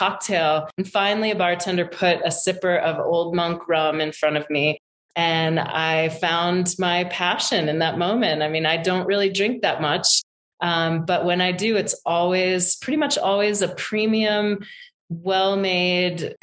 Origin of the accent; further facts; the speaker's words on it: rural Maine, United States; I grew up in rural Maine in a tiny little town that was, you know, an old mill, like woolen mill town, 5,000 people